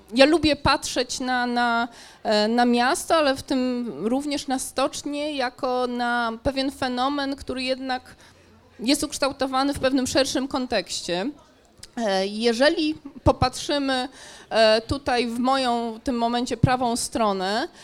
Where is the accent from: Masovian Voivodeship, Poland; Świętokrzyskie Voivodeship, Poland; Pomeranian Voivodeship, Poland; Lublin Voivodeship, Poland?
Pomeranian Voivodeship, Poland; Gdańsk; jestem przede wszystkim gdańszczanką